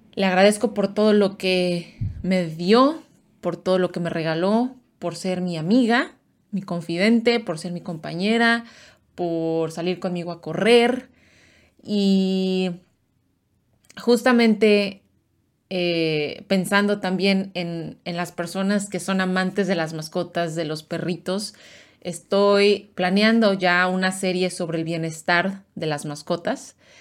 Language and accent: Spanish; Mexico; mis, mis amigos mexicanos, paisanos